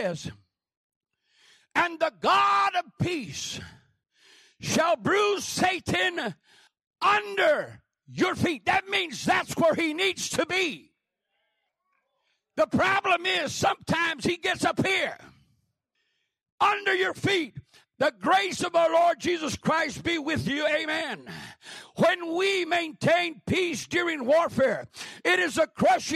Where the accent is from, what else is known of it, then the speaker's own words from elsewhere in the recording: Grants, New Mexico, United States; I come from Grants, New Mexico.